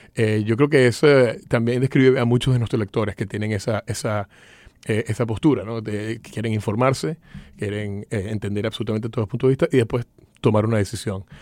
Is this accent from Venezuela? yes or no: yes; Venezuela; moved away as an adult; also born or lived in Miami; now in United States; nací en Venezuela, me vine acá a estudiar a la universidad